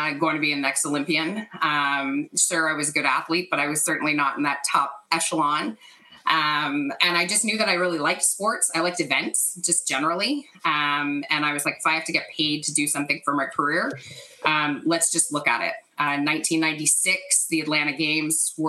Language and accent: English; Canada; growing up in Canada